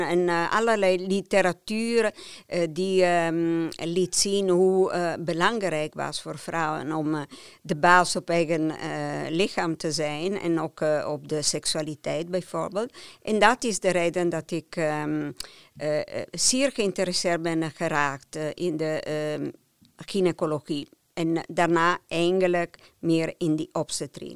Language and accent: Dutch; near Turin, Piedmont, Italy; Dutch is a second language; moved away as an adult; now in Netherlands; Ik ben opgegroeid in Piemonte, in de buurt van Turijn